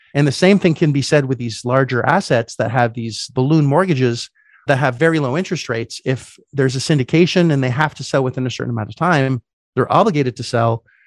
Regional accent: Canada; moved away; as a Canadian, I couldn't get any debt 'cause I didn't have any credit

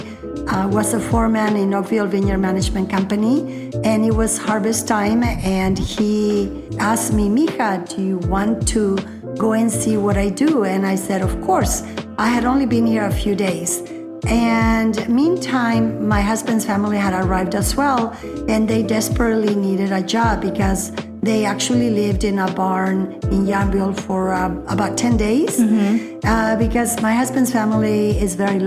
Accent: Jalisco, Mexico; English is a second language; now in Sonoma, United States

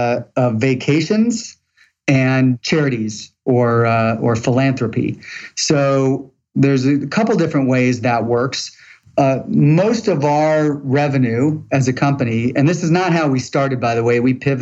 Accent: St. Louis, Missouri, United States; now in Atlanta, United States; St. Louis, Missouri.

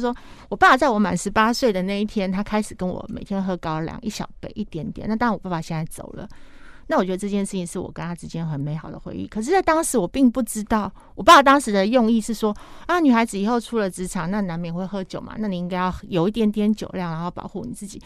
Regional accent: Taiwan; 我们台湾人

